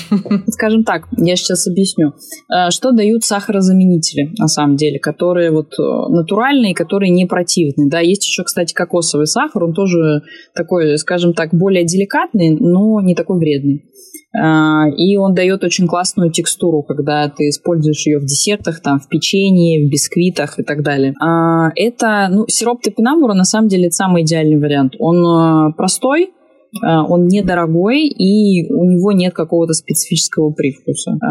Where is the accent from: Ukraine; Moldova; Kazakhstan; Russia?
Ukraine; Crimea; вот, допустим, я росла в Крыму